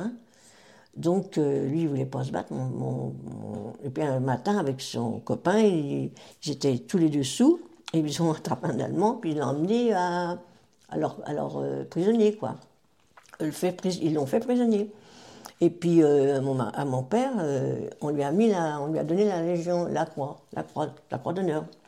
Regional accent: Taverny, Île-de-France, France; je suis née euh, à Taverny, donc, en 1941

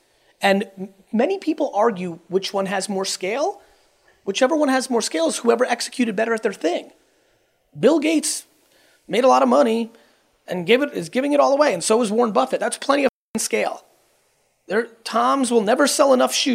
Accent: Russia; I was born in Russia

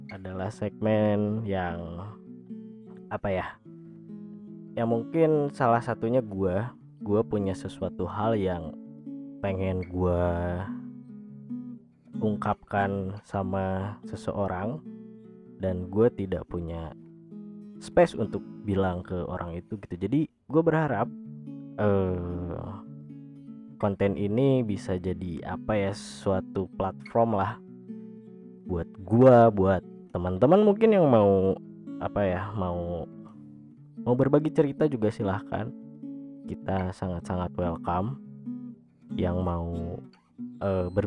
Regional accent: Sukabumi, West Java, Indonesia; also born or lived in Bandung; gue lahir di Bandung pada tahun 1996 kebetulan gue di kelas 3 SD itu gue pindah uh, ke kota lain dan kebetulan kota itu adalah kota Sukabumi

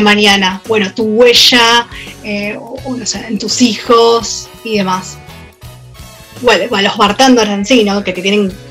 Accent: Argentina; nosotros como argentinos

